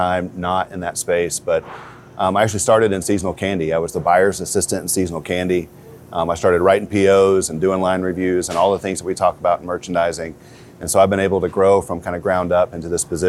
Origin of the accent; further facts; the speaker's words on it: Prairie Grove, Arkansas, United States; I grew up in Prairie Grove, Arkansas, which is about 45 minutes south of here